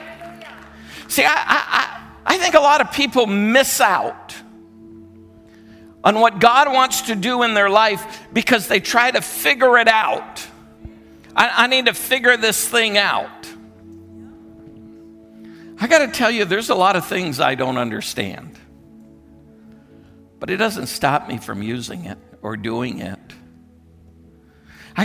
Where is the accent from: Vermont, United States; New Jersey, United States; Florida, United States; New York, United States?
Vermont, United States; moved away; we're originally from Vermont. We grew up in Vermont.